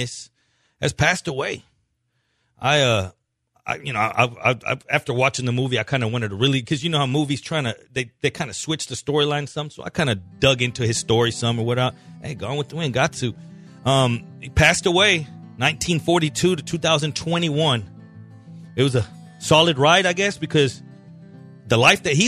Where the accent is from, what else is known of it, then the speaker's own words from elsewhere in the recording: Colombia; moved away; I'm from Colombia.